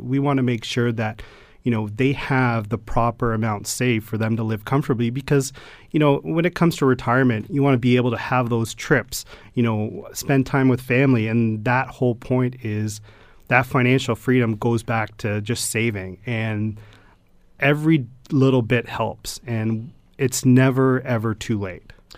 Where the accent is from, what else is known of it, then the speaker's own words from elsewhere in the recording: Stoney Creek, Ontario, Canada; I grew up in Stony Creek all my life